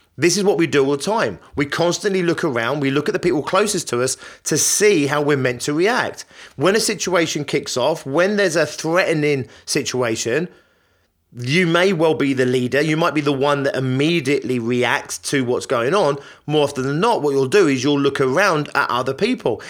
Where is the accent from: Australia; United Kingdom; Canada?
United Kingdom; Richmond Park, London; I grew up near Richmond Park